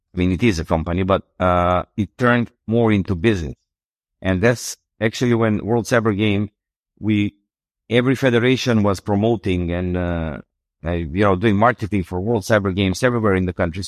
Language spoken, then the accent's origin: English; North Macedonia; I'm from Macedonia